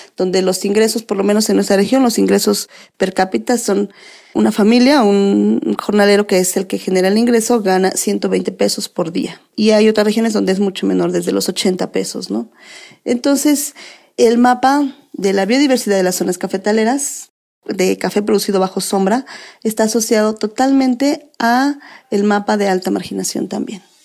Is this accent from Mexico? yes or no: yes; Ixhuatlán del Café, Veracruz, Mexico; yo nací ahí en Izhuatlán del Café